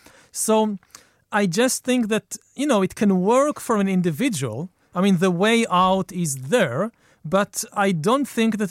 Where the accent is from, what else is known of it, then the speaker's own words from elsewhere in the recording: Israel; Israel, yeah.